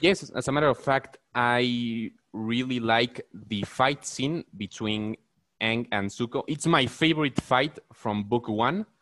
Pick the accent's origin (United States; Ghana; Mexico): Mexico; i'm from mexico